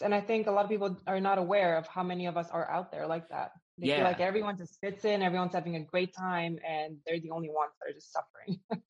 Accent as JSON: {"language": "English", "country": "Canada", "tie": "born or raised there", "also_born_or_lived": "Romania / Florida", "lives_now": "Amsterdam, Netherlands", "said": "I live in Amsterdam right now. I was born in Romania. I grew up in Canada, and I lived in Florida for 20 years."}